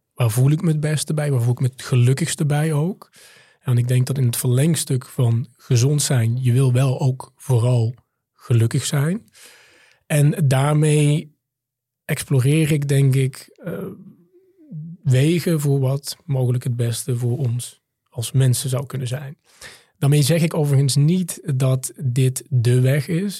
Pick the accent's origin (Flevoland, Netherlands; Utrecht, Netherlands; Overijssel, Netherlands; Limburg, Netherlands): Limburg, Netherlands; also born or lived in Maastricht; Ik ben in Limburg op het platteland opgegroeid, in het, eh, ouderlijk huis van mijn moeder.